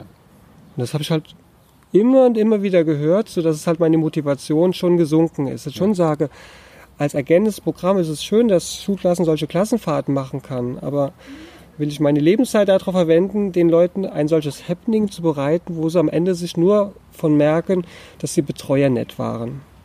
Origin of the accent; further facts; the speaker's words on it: Hunsrück, Rhineland-Palatinate, Germany; Ronnefeld im Hunsrück in meiner Heimat